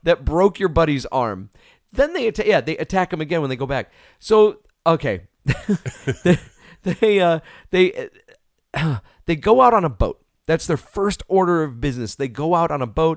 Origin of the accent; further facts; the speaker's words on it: New York, United States; growing up in New York